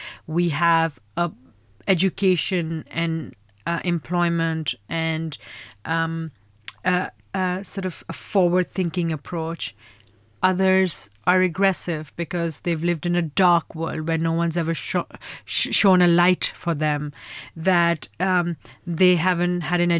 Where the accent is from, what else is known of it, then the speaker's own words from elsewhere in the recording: Pakistan; my whole ethos is to create the next generation of firecrackers in my home country. And so in the last year and a half, we funded 15 films, 30 filmmakers in Pakistan